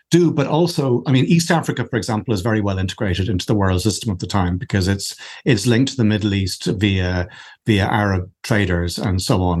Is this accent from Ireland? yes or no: yes; Ireland; I'm Irish